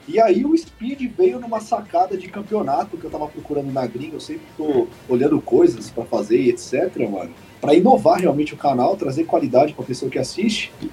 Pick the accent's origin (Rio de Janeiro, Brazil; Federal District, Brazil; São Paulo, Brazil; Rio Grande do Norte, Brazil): São Paulo, Brazil; eu sou aqui de Sampa